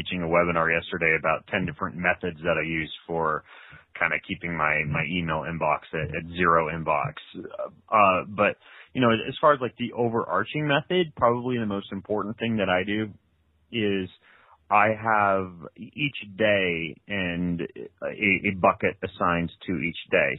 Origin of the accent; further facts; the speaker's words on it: Lewiston, Idaho, United States; moved away as an adult; also born or lived in Moscow, Idaho / Post Falls, Idaho; now in Spokane, United States; I grew up in Lewiston, Idaho, which is like 2 hours from here in North Idaho.